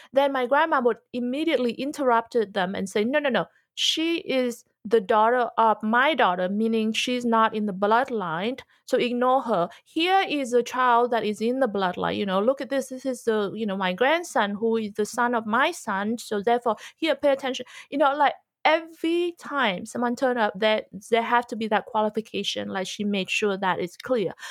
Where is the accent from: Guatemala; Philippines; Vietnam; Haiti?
Vietnam; moved away; also born or lived in Australia / America; growing up in Vietnam